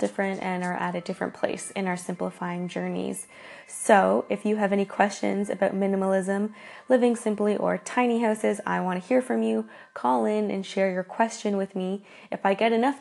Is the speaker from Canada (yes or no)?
yes; Canada; I'm Canadian